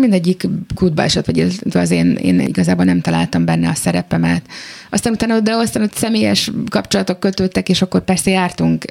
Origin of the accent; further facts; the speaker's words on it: Budapest, Hungary; a saját szülővárosomban